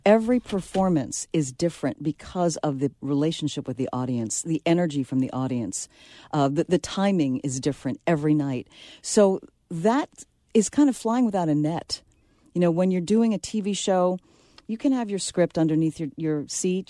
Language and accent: English; New York City, New York, United States; I'm from the Bronx